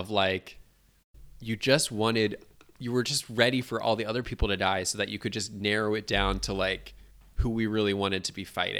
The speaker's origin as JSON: {"language": "English", "country": "United Kingdom", "said": "Yeah, basically. I'm British."}